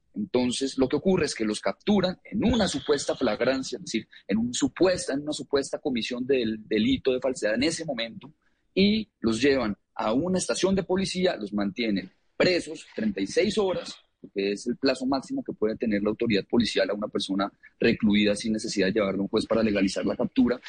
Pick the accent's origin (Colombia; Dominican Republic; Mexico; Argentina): Colombia; yo soy colombiano